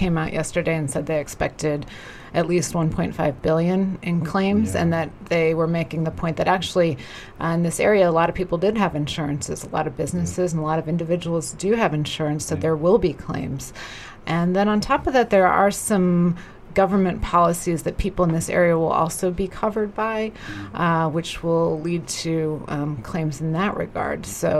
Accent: Ohio, United States; now in Beijing, China; I'm from Ohio originally

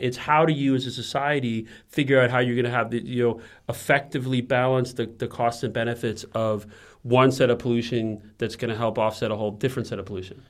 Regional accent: United States; moved away; also born or lived in China; as an American

